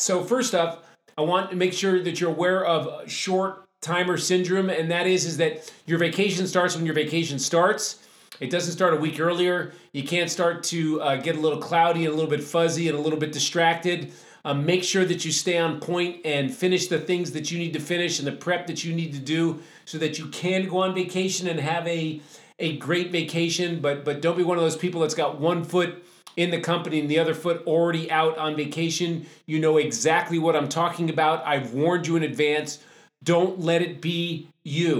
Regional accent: New England, United States; I grew up in New England

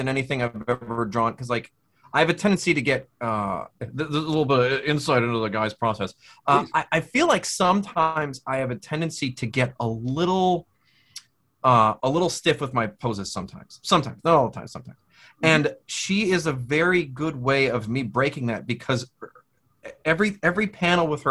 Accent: Midwest, United States; moved away; I'm from the Midwest originally.

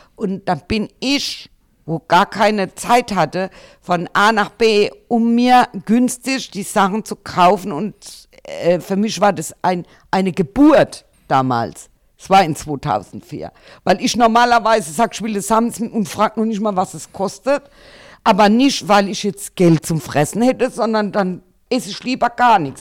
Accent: Germany; bei uns in Deutschland

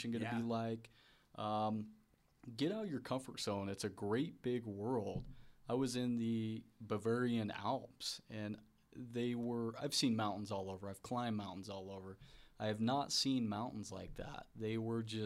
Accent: United States; I'm American

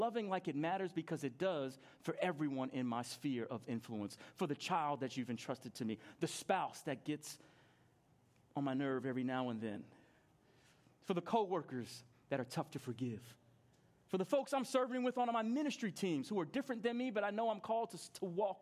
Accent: New York, United States; I grew up in New York and I was 10 years old

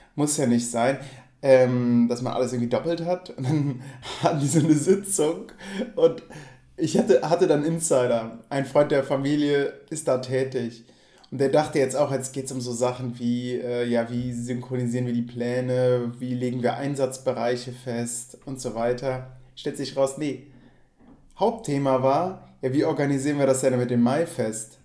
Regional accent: Geilenkirchen, North Rhine-Westphalia, Germany; ich komme halt aus Würm, ich bin Würmer

